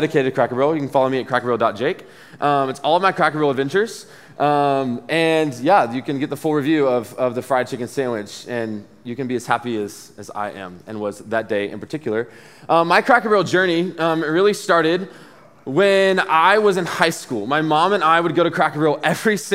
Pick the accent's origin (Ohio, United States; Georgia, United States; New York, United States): Georgia, United States; Dublin; also born or lived in Athens, Georgia